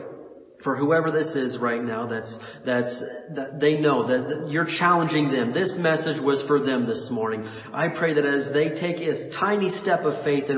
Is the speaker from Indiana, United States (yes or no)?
yes; Indiana, United States; I was born and raised in Indiana